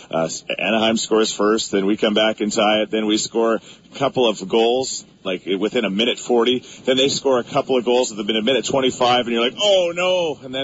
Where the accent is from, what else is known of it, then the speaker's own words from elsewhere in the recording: Canada; we're from Canada.